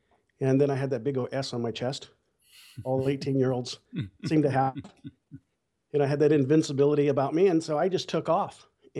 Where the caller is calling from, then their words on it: Bakersfield, California, United States; Well, Bakersfield, California.